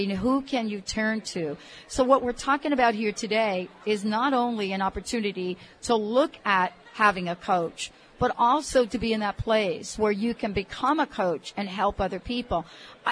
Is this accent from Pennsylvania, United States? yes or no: no; New York, United States; I'm from New York